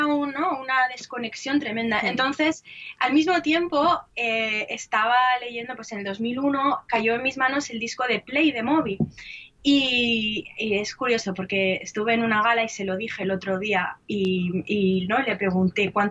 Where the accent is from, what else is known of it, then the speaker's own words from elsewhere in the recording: Spain; moved away; en el 2001, eh, me fui de España, me fui a vivir a Irlanda porque mi familia es de origen irlandés